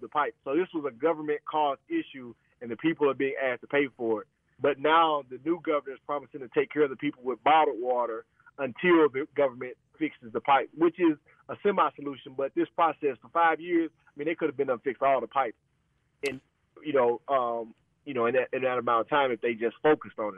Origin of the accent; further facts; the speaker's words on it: United States; as an American